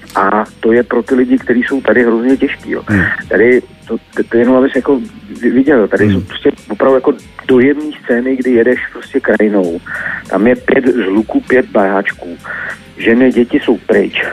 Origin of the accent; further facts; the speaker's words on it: Czechia; jsme Češi